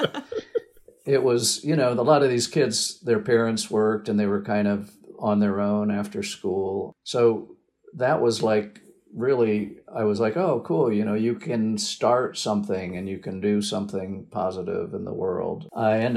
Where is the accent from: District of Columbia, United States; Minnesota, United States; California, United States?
District of Columbia, United States; Washington; moved away as an adult; also born or lived in Ohio / Oregon; I grew up in the Washington, D.C. area on the East Coast of the U.S.